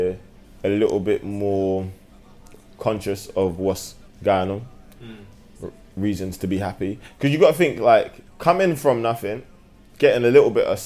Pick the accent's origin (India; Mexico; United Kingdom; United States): United Kingdom; London; I'm from London